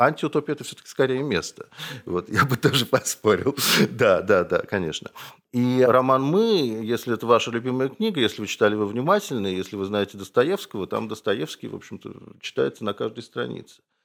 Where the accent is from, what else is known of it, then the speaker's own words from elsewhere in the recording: Saint Petersburg, Russia; Я тоже из Петербурга